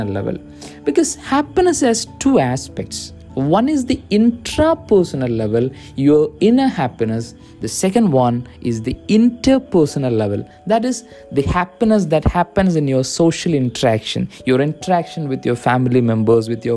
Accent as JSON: {"language": "English", "country": "India", "said": "I'm from India"}